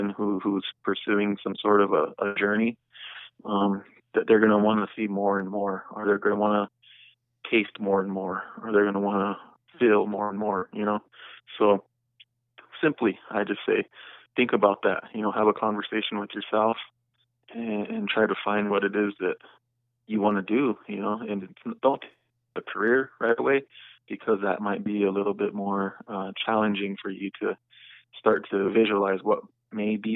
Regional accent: Kyle, South Dakota, United States; moved away; also born or lived in Pine Ridge Reservation; I got the opportunity to move back to my hometown, which is Kyle, South Dakota.

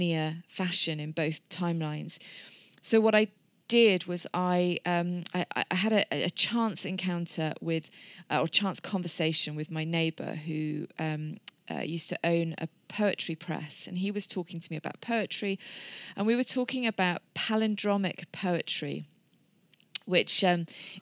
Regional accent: England, United Kingdom; moved away as an adult; now in Wales, United Kingdom; I'm not Welsh, I'm English. We've lived here a number of years.

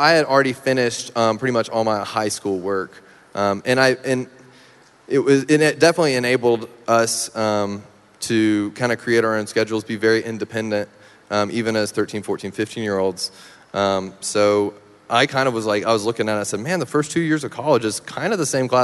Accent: Meridian, Mississippi, United States; moved away; In my hometown, yep, Meridian

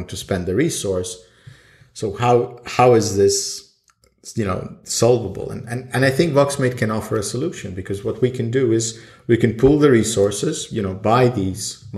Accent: Sweden; now in Estonia; I lived in Sweden most of my life. Then I moved to Estonia, and I was born in Estonia.

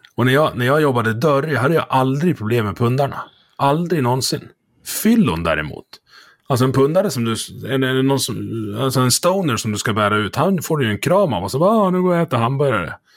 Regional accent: Dalarna County, Sweden; jag är från Dalarna

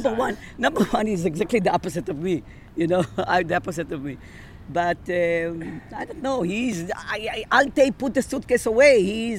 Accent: Serbia; born there; English is a second language; I was born in Yugoslavia, so I know Serbian. I know it, let's say, not fluently. I speak Hebrew. I speak Spanish. I speak English.

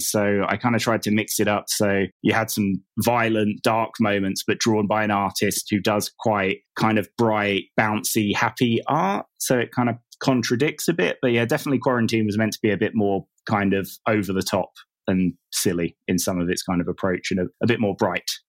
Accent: England, United Kingdom; moved away as an adult; also born or lived in south of Spain; now in Spain; I live in the south of Spain. Um, I'm English, but I moved here, like, four or five years ago.

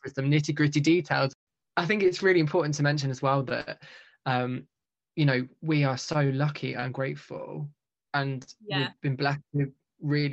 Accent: United Kingdom; we're very British

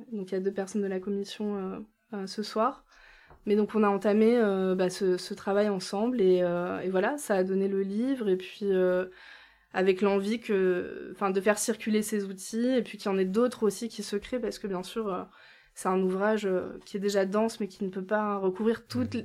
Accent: Lille, Hauts-de-France, France; moved away; j'ai grandi euh, à Lille

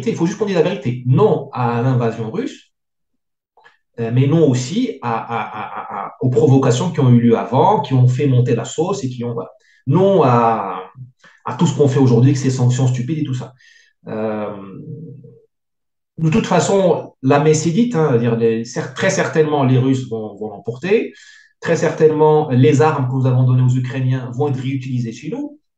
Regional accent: France; mais on est français, on n'est pas américain.

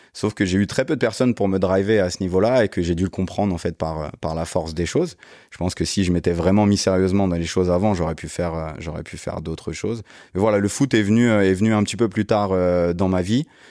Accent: Guyancourt, Île-de-France, France; j'ai grandi dans les Yvelines, d'où la relation avec euh, coach euh, Joe dont on parlait tout à l'heure, une ville qui s'appelle Guyancourt

